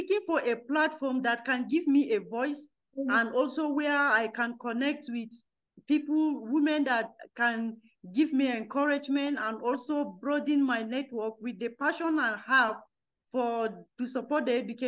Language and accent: English; Nigeria; I am coming from Nigeria